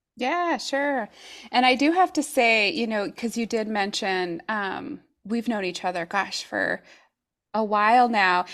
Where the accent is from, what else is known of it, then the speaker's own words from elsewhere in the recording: New Mexico, United States; moved away as an adult; also born or lived in Oregon; now in Tigard, United States; we're originally from New Mexico, but we've been here in Oregon for, uh, gosh, it's been about thirteen years.